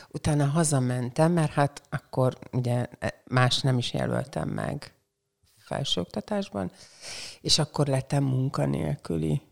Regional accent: Porcsalma, Szabolcs-Szatmár-Bereg, Hungary; also born or lived in Csenger / Békéscsaba; now in Szeged, Hungary; Porcsalma, az ott van Csengertől egy 10 kilométer elévő falucska, és én ott nőttem föl

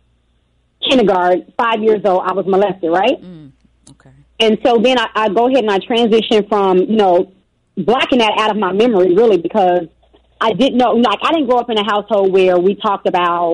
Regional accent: Chicago, Illinois, United States; Born and raised in Chicago, South Side, Inglewood girl

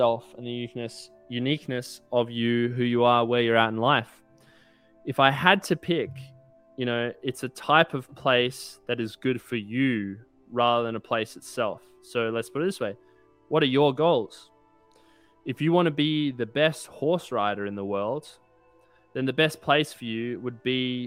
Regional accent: Australia; now in United States; I moved away from Australia and I'm in America now

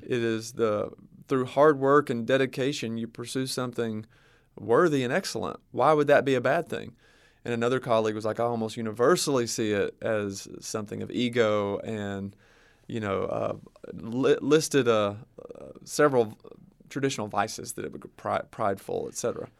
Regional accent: the South, United States; growing up in the South, I know certain little subcultures

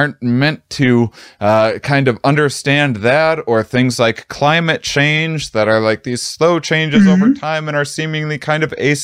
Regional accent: Midwest, United States; I'm from the Midwest

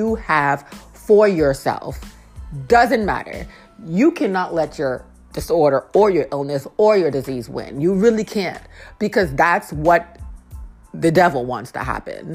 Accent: Lowell, Massachusetts, United States; moved away as an adult; now in Washington, D.C., United States; I am from Lowell, Massachusetts. That's about 30 minutes outside of Boston

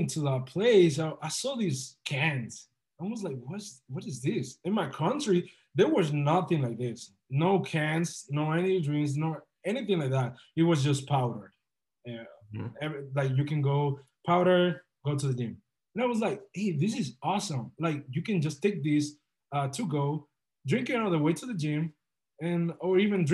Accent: Dominican Republic; moved away as an adult; also born or lived in Boca Raton, Florida; now in Miami, United States; I'm originally from the Dominican Republic.

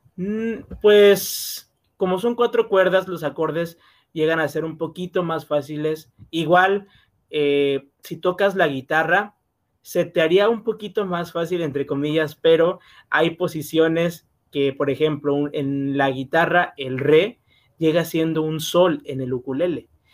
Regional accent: Macuspana, Tabasco, Mexico; Soy del estado de Tabasco, del municipio de Macuspana.

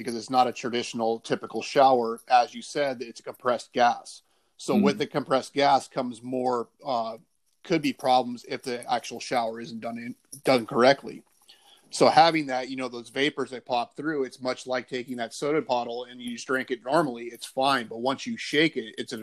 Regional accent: California, United States; I'm actually from California. Currently live in Ventura, California.

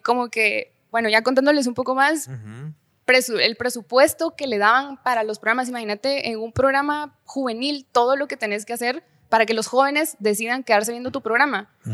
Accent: Guatemala City, Guatemala Department, Guatemala; also born or lived in Jutiapa; nací, crecí en la ciudad, o sea, sí soy capitalina.

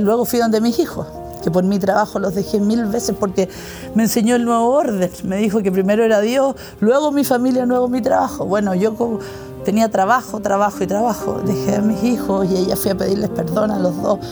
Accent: Viña del Mar, Valparaíso, Chile; soy de Viña del Mar, Chile

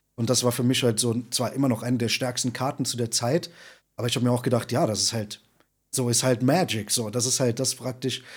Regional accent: Saarland, Germany; also born or lived in Berlin; now in Wuppertal, Germany; Ich komme ja eigentlich aus dem Saarland

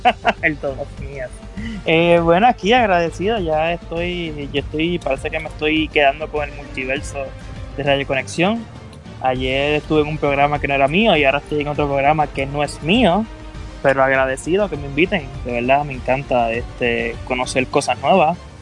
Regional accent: Puerto Rico; yo siempre tengo el Puerto Rico en el, en el corazón

